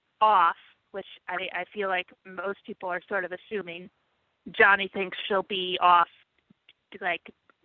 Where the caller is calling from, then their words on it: New York City, New York, United States; Hey, Steele. … calling from New York City.